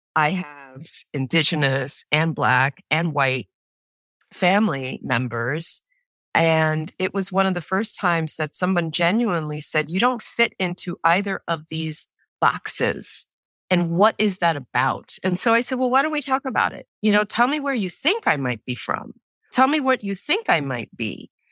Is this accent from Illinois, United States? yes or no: no; New York City, New York, United States; I was born and raised in New York City on the Lower East Side.